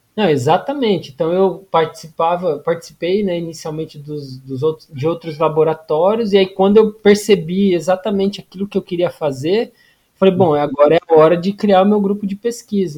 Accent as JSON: {"language": "Portuguese", "region": "Paraná", "country": "Brazil", "also_born_or_lived": "Curitiba", "moved": "as an adult", "lives_now": "Natal, Brazil", "said": "eu sou do Paraná"}